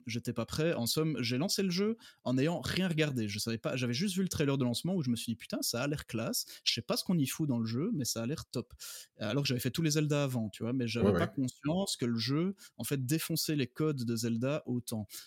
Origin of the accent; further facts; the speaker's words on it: Belgium; j'habite en Belgique, hein, je suis belge